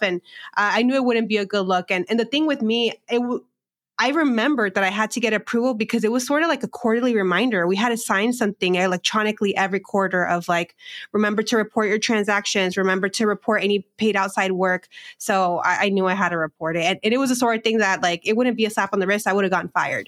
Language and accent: English; Southern California, United States; moved away as an adult; also born or lived in Phoenix; now in Chicago, United States; I grew up in a small agricultural border town in California, in Southern California